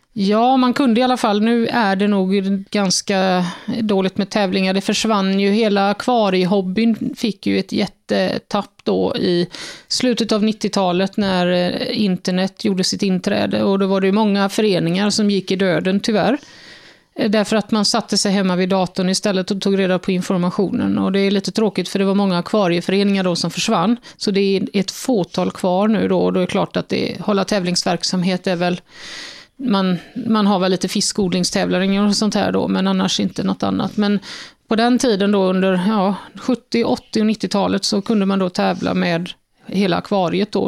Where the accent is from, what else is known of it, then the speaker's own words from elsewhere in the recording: Fjärås, Halland County, Sweden; knappt utanför Fjärås där jag är uppvuxen